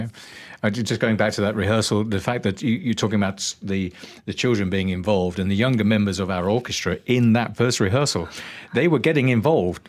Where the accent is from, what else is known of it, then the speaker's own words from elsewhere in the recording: Northampton, East Midlands, United Kingdom; now in Malaysia; growing up in Northampton